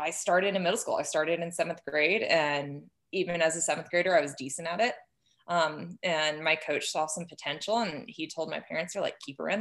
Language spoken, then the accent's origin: English; Houston, Texas, United States; moved away as an adult; also born or lived in Gunnison, Colorado; now in Tucson, United States; I was born and raised in Houston.